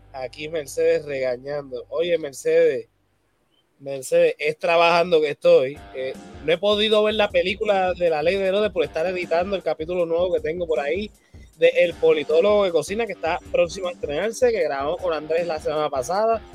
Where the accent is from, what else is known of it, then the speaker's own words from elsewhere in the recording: Puerto Rico; nosotros como puertorriqueños